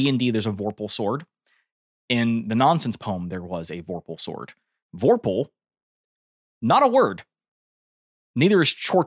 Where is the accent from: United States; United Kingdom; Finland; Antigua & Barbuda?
United States